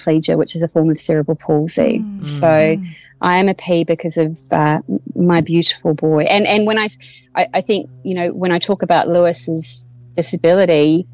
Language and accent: English; Waimate, Canterbury, New Zealand; moved away as an adult; also born or lived in Timaru, New Zealand; now in Australia; I'm from small town rural New Zealand and no one's ever heard of my town of 3,000 people of Waimate. So I say I'm from Timaru